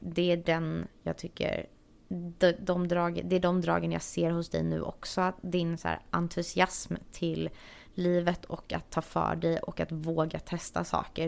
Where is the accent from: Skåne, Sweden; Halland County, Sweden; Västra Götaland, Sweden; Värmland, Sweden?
Halland County, Sweden; Varberg; moved away as an adult; also born or lived in Stockholm, Sweden; now in Los Angeles, United States; Jag kommer från Varberg som är en liten stad på västkusten. Men jag har bott de senaste 10-11 åren tror jag i Stockholm.